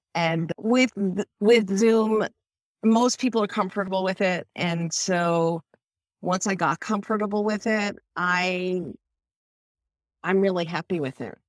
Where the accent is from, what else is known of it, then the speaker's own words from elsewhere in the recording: Northeast, United States; now in Tampa area, Florida, United States; I grew up in the Northeast